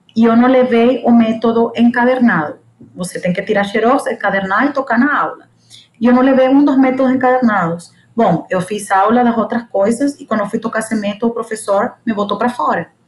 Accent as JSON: {"language": "Portuguese", "town": "El Tigre", "region": "Anzoátegui", "country": "Venezuela", "also_born_or_lived": "São Paulo, Brazil / United States", "first_language": "Spanish", "second_language": "Portuguese", "moved": "as an adult", "lives_now": "Mato Grosso, Brazil", "said": "venho da Venezuela, minha língua é espanhol"}